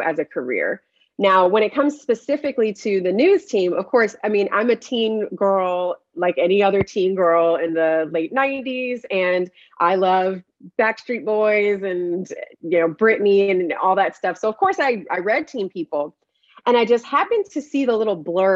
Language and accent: English; Paterson, New Jersey, United States; I'm from a fairly large city in New Jersey, Paterson, New Jersey.